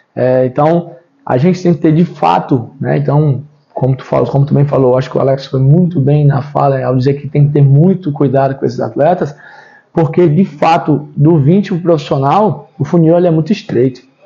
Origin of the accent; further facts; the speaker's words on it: Brazil; also born or lived in Ceará / Pelotas, Rio Grande do Sul; enquanto brasileiros